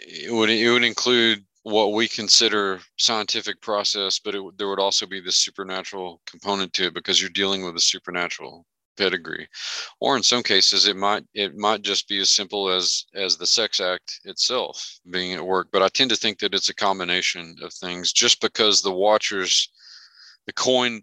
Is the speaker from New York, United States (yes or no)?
no; Merkel, Texas, United States; moved away as an adult; I came back to Merkel was not just because it's my hometown and I love it